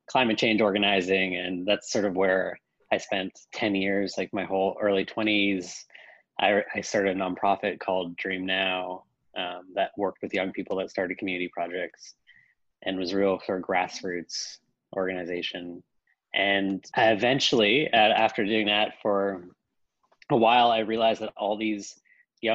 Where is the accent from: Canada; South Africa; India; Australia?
Canada; I come from Canada. I am fifth generation Canadian